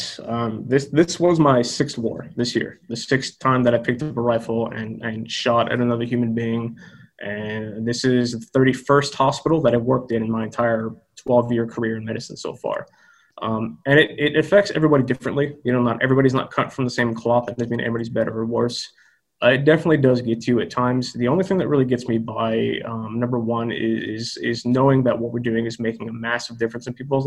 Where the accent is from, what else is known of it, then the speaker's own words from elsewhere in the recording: United States; America, which is my home country